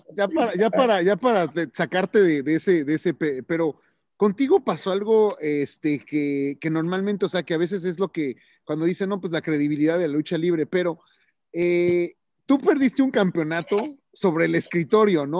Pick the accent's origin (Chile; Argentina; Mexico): Mexico; como mexicano